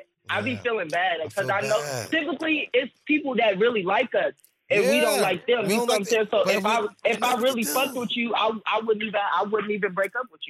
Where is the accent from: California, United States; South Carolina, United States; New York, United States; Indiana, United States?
Indiana, United States; Indianapolis; I'm from Indianapolis.